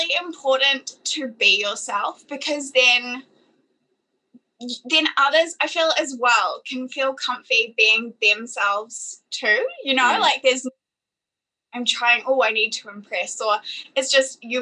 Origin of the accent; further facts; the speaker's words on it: Fiji; now in New Zealand; growing up in Fiji as well kind of gave me a different understanding of money